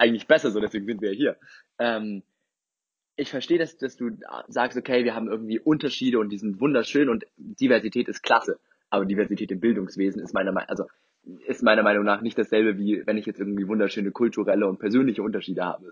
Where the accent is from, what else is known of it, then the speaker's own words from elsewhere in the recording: Germany; bei uns in Deutschland